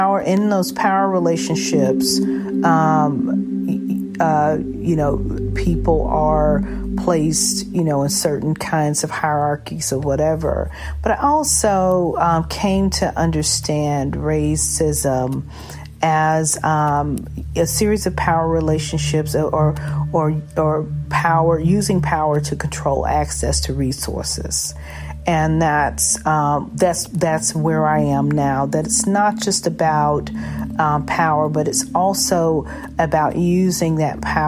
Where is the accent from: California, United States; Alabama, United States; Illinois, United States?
Alabama, United States; Montgomery; I'm from Montgomery, Alabama